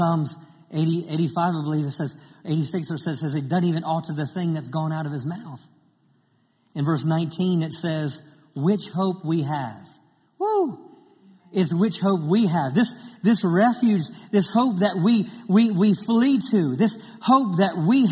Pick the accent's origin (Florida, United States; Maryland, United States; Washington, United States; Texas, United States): Maryland, United States; grew up in Maryland, and I grew up on the water